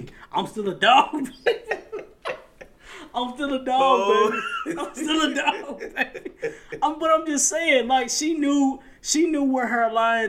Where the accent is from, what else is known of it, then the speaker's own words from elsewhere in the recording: Chapel Hill, North Carolina, United States; I'm just from Chapel Hill. I'm just saying.